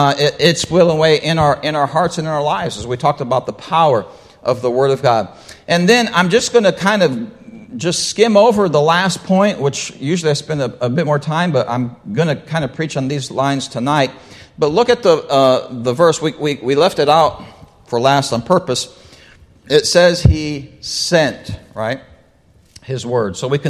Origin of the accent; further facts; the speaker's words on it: Brazil; well, I grew up in Brazil. They eat rice and beans every day, all right?